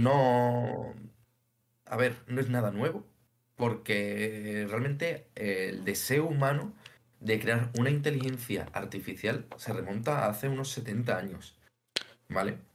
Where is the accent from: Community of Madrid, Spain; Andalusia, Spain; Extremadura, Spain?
Andalusia, Spain; Seville; soy sevillano, y tengo 26 años